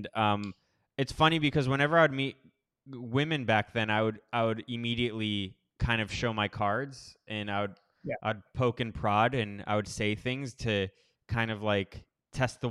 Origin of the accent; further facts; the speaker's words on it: Miami, Florida, United States; also born or lived in Los Angeles, United States; now in Costa Rica; I grew up in Miami, Florida